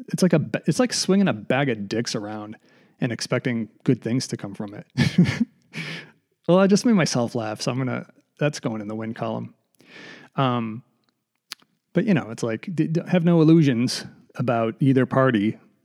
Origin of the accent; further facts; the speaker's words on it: United States; born there; Like I was born in the United States. That's fantastic. You know, I'm very fortunate, but I'm not sort of proud of that fact because I didn't do anything.